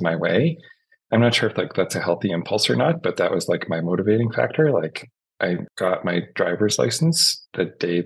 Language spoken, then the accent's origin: English; Fredericton, New Brunswick, Canada; also born or lived in Prince William, New Brunswick; I grew up like way, way east. So in New Brunswick in Canada, in a very small place called Fredericton, New Brunswick. And then when I was in grade 7, my parents moved out to a place called Prince William